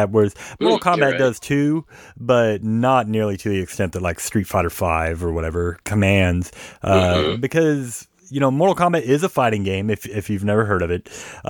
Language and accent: English; Georgia, United States; also born or lived in Seattle, Washington; now in Arkansas/Oklahoma area, United States; I grew up in Georgia and Seattle before